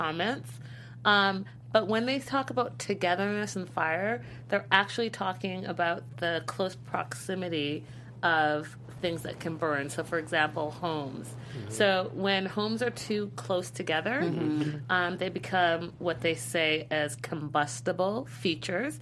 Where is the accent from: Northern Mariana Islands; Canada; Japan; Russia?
Canada; Vancouver, British Columbia; I am from Vancouver